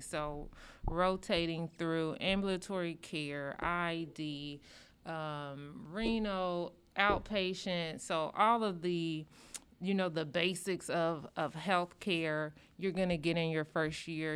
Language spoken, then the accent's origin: English; rural Illinois, United States; moved away as an adult; now in Indianapolis, United States; I'm from the Midwest, but coming in, I'm from rural Illinois